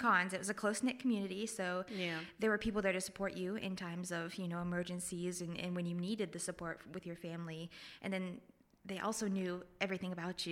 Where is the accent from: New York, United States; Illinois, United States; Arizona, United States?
Illinois, United States; Raritan; now in Jackson, United States; I'm actually from a little village in Illinois